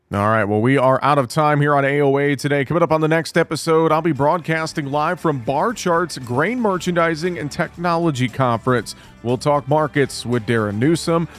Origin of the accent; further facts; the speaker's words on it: north central Iowa, United States; my hometown in north central Iowa